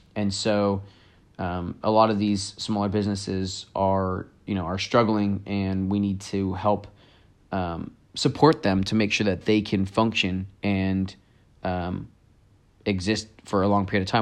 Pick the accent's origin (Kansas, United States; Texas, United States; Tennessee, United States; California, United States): California, United States; Campbell; my hometown, Campbell